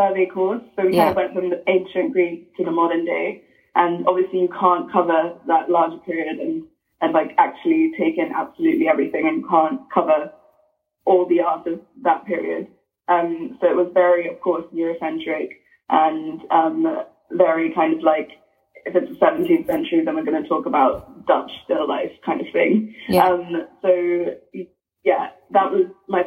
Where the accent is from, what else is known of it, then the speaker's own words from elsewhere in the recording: Lagos, Nigeria; now in Cambridge, United Kingdom; growing up in Lagos